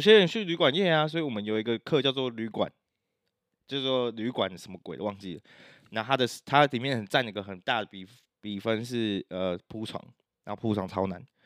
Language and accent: Chinese; Taiwan; 就我们台湾人就自己骂爆